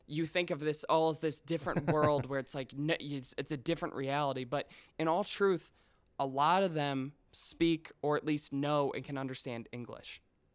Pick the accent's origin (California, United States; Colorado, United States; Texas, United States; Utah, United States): Colorado, United States; born there; I was born in Colorado